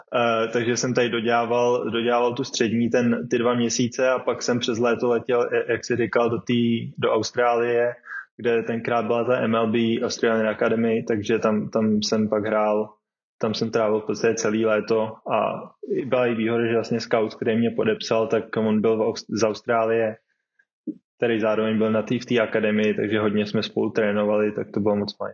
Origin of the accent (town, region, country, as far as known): Czechia; moved away as an adult